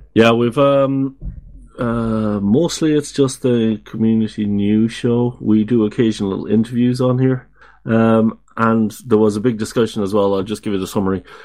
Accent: Ireland; now in Netherlands; I live in the Netherlands. I'm from Ireland.

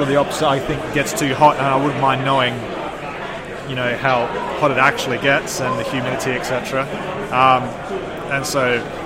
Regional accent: Adelaide, South Australia, Australia; I'm from Adelaide, which both warm and dry.

